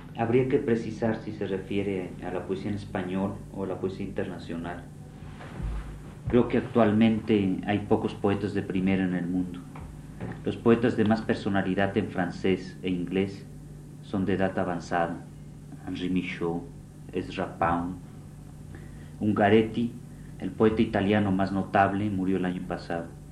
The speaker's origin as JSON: {"language": "Spanish", "country": "Mexico", "said": "no me siento mexicano sino hombre"}